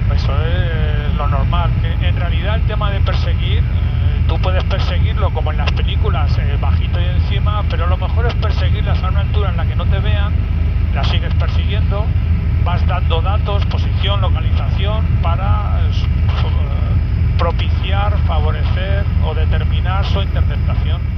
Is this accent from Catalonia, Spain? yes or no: no; Madrid, Community of Madrid, Spain; now in Málaga, Spain